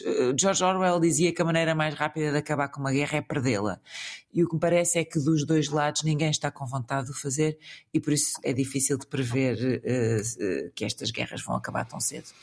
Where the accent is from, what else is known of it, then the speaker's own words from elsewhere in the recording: Portugal; que sou português